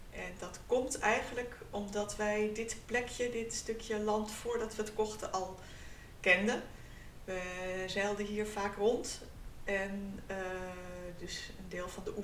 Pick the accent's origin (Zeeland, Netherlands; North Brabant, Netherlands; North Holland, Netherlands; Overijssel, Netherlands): North Holland, Netherlands; now in Friesland, Netherlands; Eh, we komen uit Noord-Holland.